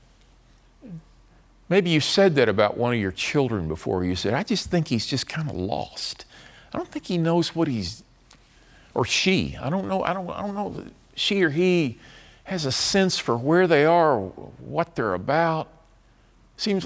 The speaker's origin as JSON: {"language": "English", "town": "Dallas", "region": "Texas", "country": "United States", "said": "I'm from Dallas, but so Dallas is familiar to me"}